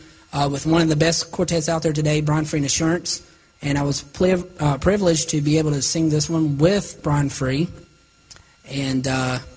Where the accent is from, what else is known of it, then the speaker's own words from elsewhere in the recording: Salisbury, North Carolina, United States; my hometown church, Gospel Light Baptist Church in Salisbury, North Carolina